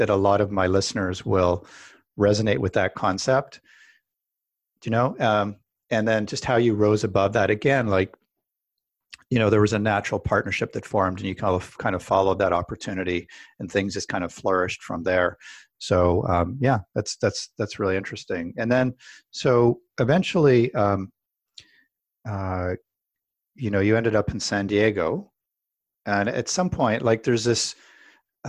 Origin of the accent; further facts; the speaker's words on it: Canada; I'm a Canadian